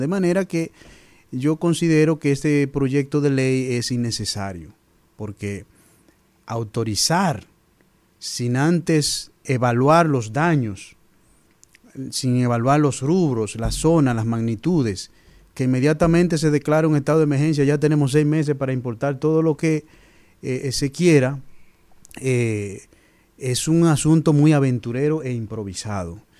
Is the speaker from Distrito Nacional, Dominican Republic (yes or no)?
no; San Fernando de Monte Cristi, Monte Cristi, Dominican Republic; also born or lived in Fukuoka, Japan; de Montecristi, ingeniero agrónomo